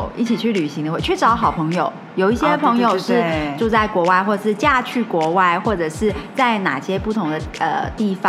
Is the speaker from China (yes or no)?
no; Taiwan; 我们台湾人